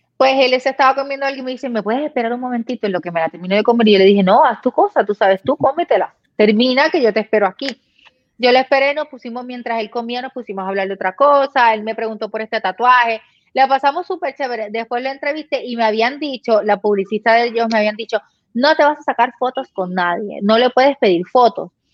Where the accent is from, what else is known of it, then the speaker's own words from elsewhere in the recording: Puerto Rico; now in Florida, United States; nosotros como puertorriqueños tenemos familia allá y estamos aquí